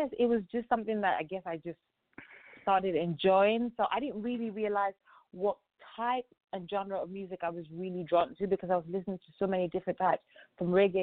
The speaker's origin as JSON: {"language": "English", "region": "England", "country": "United Kingdom", "tie": "born or raised there", "also_born_or_lived": "Lagos, Nigeria", "moved": "as an adult", "lives_now": "United States", "said": "I'm Nigerian. I grew up in England"}